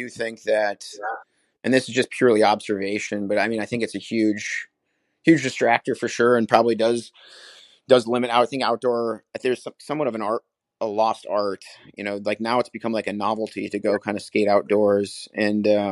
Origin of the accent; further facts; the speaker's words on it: Willmar, Minnesota, United States; I grew up in Wilmer, Minnesota, about 2 hours west of Minneapolis-St. Paul, small 20,000 person town